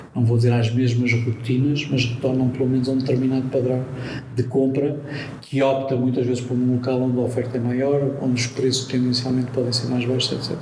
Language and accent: Portuguese; Portugal; como português